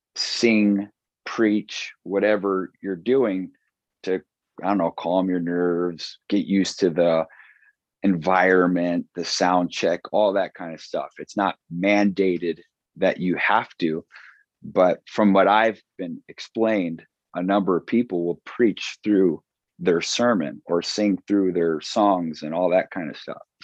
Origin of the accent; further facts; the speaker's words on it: Chicago, Illinois, United States; moved away as an adult; now in Watertown, United States; I'm from South Side Chicago in the suburbs